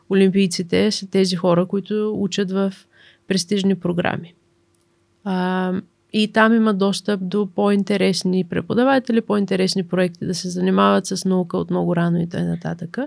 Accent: Bulgaria; Ам, също така, понеже сме от България, като излизаме да учим извън България, а, много от нас имат нужда от стипендии.

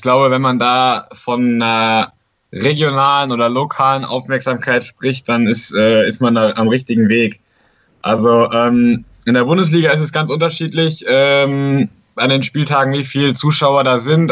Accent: Siegerland, North Rhine-Westphalia, Germany; ich komme aus dem Siegerland, habe da in Formwald in einem kleinen Dorf angefangen, Faustball zu spielen

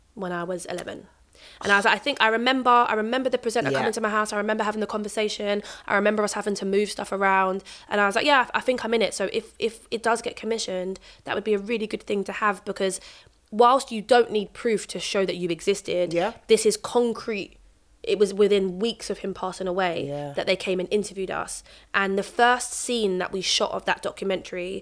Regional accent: London, United Kingdom; I grew up in North Peckham Estate, and we moved

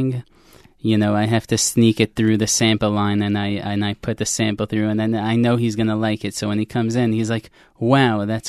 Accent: New York City, New York, United States; growing up in New York

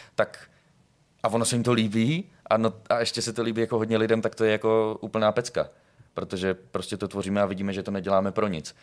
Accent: Brno, South Moravian Region, Czechia; moved away as an adult; now in Prague, Czechia; A v roce 2020 jsem se přestěhoval do Prahy. Já jsem z Brna

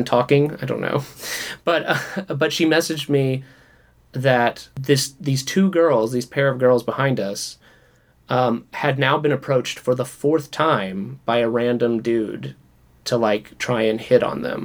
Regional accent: the South, United States; now in Los Angeles, United States; growing up in the South

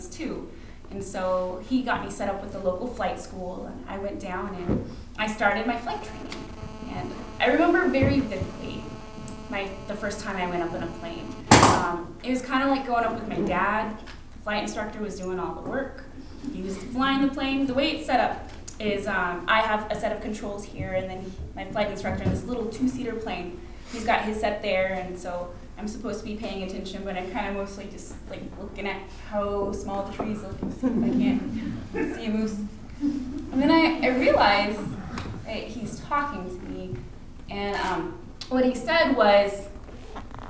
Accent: Anchorage, Alaska, United States; Growing up in Anchorage, Alaska, it was pretty common to have pilots around

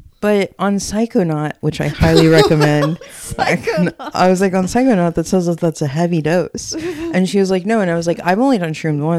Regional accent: Texas, United States; moved away; also born or lived in Williamsburg; I was from Texas. So that's how deep my Texan heritage goes

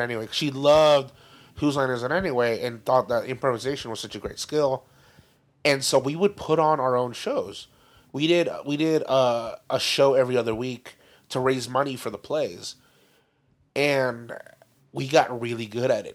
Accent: Downey, California, United States; the high schools in our area. So like Warren

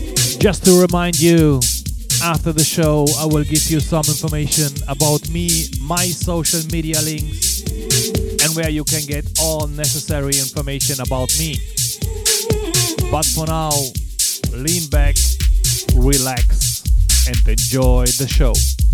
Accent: Cologne, North Rhine-Westphalia, Germany; From my hometown, Cologne, your

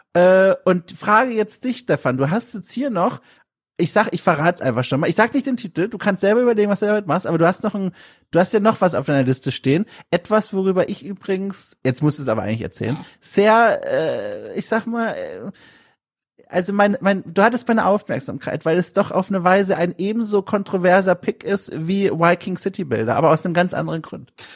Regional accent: Southern Germany, Germany; bei mir daheim im süddeutschen Kaff

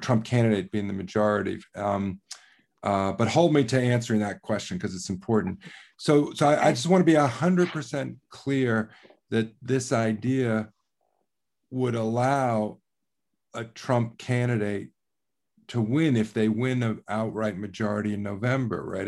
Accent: Ohio, United States; my home state of Ohio

